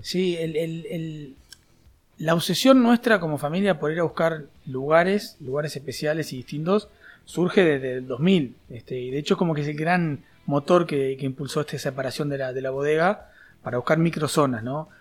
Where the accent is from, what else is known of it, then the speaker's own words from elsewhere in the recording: Juanicó, Canelones, Uruguay; also born or lived in Montevideo; nací en Montevideo en un hospital, pero enseguida me fui a vivir a, a Juanico